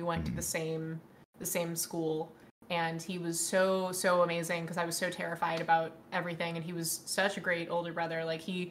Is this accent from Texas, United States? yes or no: yes; Dallas, Texas, United States; also born or lived in Newport Beach, California; I was born in Newport Beach, California area. Nice. But I was raised in Dallas, Texas.